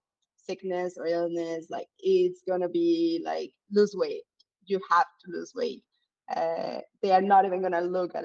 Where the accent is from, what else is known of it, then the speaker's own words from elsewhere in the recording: Morelos, Mexico; moved away; I am from Morelos